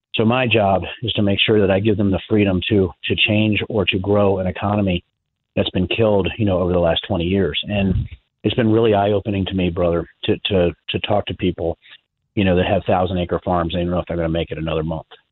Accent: Virginia, United States; moved away; I was originally from Virginia, my dad was an electrician

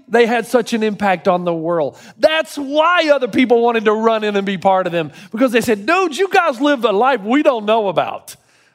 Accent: Tennessee, United States; now in California, United States; I grew up in Tennessee.

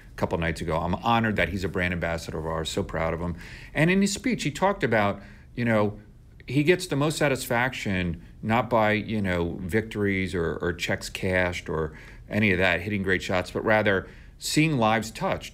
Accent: New York, United States; moved away as an adult; now in St. Louis, United States

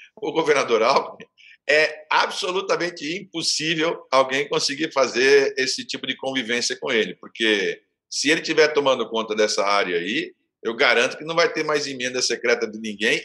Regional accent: Santos, São Paulo, Brazil; eu sou de Santos

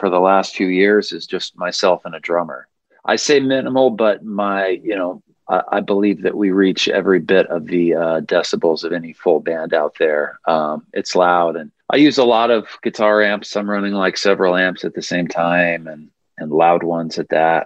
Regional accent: Missouri, United States; now in Nashville, United States; I'm from the Midwest originally, from Missouri. So, I mean, we get humid summers up there. I kind of grew up with it

